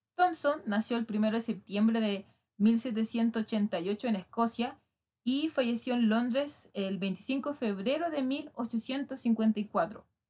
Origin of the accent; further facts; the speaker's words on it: Chile; yo soy chilena